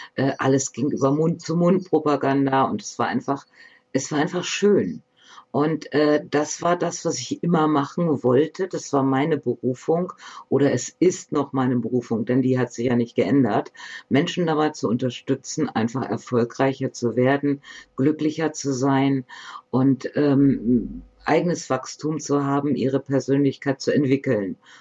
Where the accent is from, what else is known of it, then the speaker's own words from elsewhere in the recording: Bremen, Germany; moved away; also born or lived in Northern Germany; Ich bin hier geboren. Ich komme gebürtig aus Bremen, und wir sind dann halt noch etwas weiter raus in den Norden gezogen, um hier zu leben.